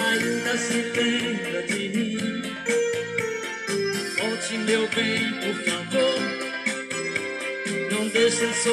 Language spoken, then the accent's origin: Portuguese; Ceará, Brazil; Eu quero mandar um abraço pra minha terra natal, Ceará. Alô, Ceará. Alô, Brasil.